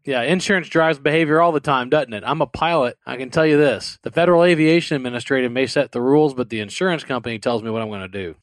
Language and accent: English; New Orleans, Louisiana, United States; now in Houston, United States; I'm from the New Orleans area. I live in the Houston area.